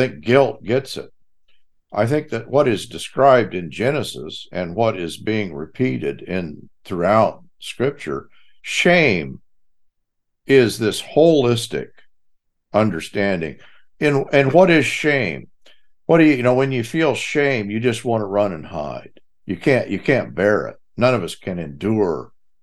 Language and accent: English; Texas, United States; I'm from Texas